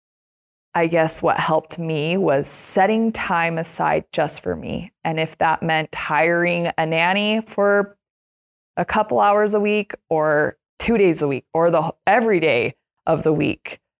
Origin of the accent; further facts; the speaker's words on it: Utah, United States; I grew up in Utah